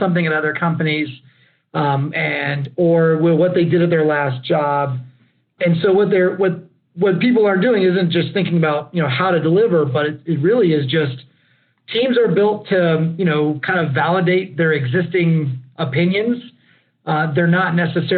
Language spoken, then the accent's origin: English; Lockhart, Texas, United States; moved away as an adult; also born or lived in Austin, Texas; I actually grew up and graduated from Lockhart High School